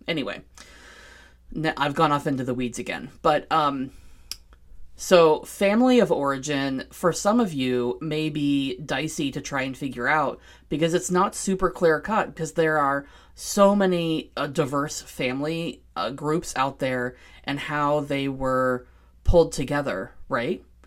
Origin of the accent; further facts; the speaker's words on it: Seattle, Washington, United States; I was born and raised in Seattle